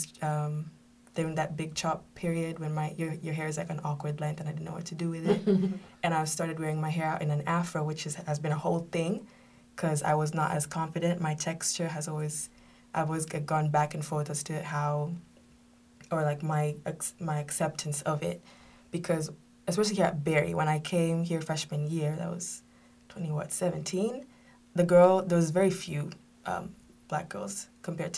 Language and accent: English; Kenya; I grew up in Kenya.